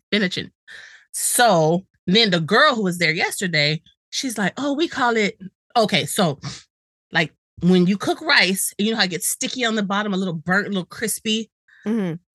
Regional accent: Gambia; also born or lived in Senegal; But I was born in Senegal and then grow up in Gambia.

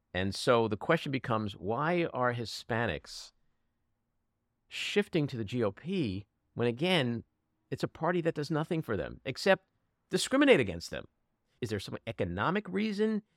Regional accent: New York, United States; as a New Yorker and as an American

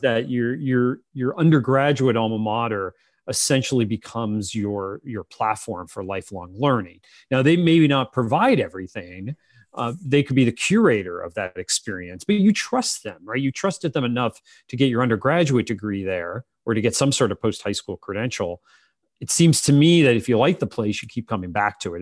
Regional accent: Pennsylvania, United States; I'm from Pennsylvania

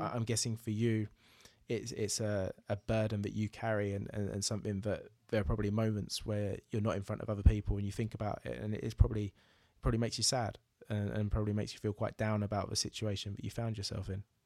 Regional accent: Braintree, East of England, United Kingdom; moved away; my hometown of Braintree

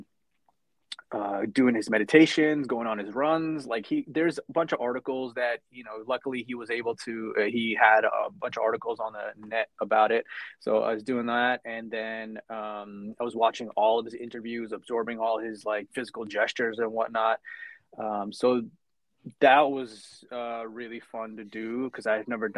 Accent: New York, United States; also born or lived in India; I came to New York in 1995 when I was 8 years old.

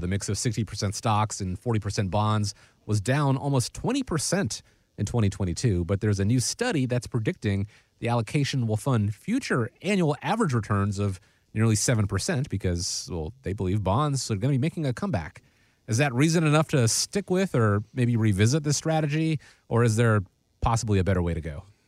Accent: Atlanta, Georgia, United States; moved away; Atlanta, my hometown

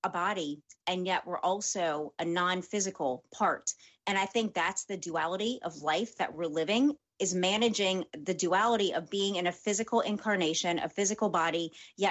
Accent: New Orleans, Louisiana, United States; I'm from New Orleans

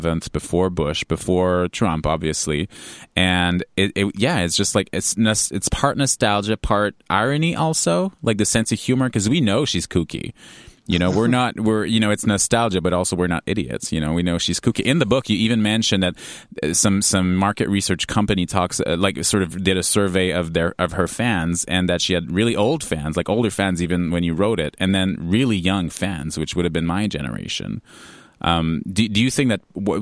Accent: Quebec, Canada; as a Quebecer, because I'm in Montreal

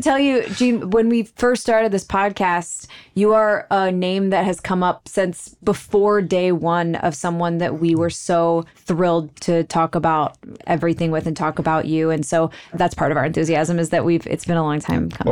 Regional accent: Texas, United States; I'm from Texas.

